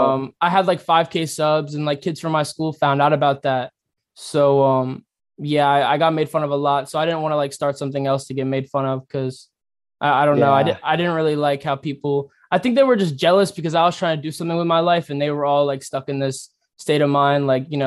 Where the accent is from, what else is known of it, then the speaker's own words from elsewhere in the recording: Columbia, South Carolina, United States; also born or lived in La Plata, Maryland; So I was born in La Plata, Maryland, which is like I don't really remember it, to be honest. From what I know, it's like a small town. And then when I was 3 months old, my parents moved down to Columbia, South Carolina.